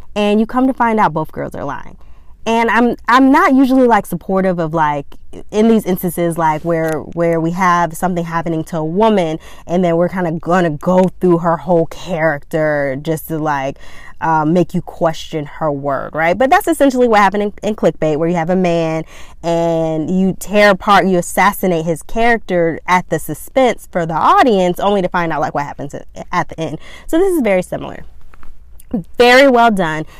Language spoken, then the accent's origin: English; Georgia, United States; I'm from Georgia